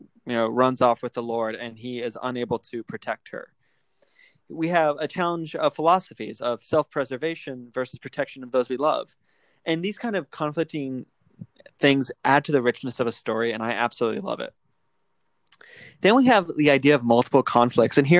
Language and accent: English; Alaska, United States; I'm from Alaska.